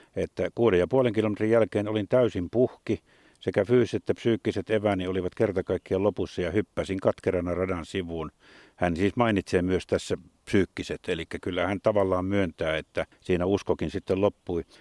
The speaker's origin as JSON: {"language": "Finnish", "town": "Jyväskylä", "region": "Central Finland", "country": "Finland", "tie": "born or raised there", "said": "pikkupoikana meilläkin oli Jyväskylässä joskus tuo harrastus"}